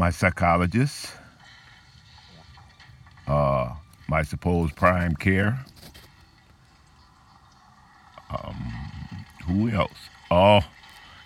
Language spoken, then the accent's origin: English; New Orleans, Louisiana, United States; also born or lived in Corvallis, Oregon; now in Yuma area, United States; I was born in New Orleans, and 6 months after my birth, my family moved to Desire Housing Project